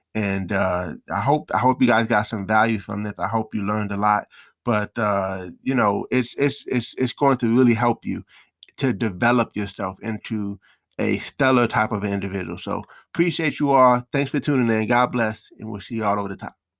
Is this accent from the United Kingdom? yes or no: no; New York, United States; I'm from New York